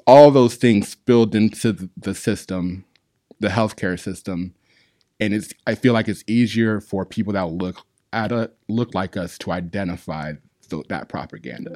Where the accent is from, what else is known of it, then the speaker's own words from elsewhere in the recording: Arizona, United States; now in Long Beach, United States; I'm from Arizona